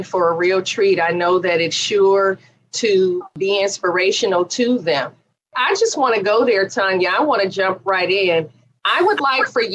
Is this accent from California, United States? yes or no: yes; Oakland, California, United States; also born or lived in Richmond, California; I grew up in East Oakland, California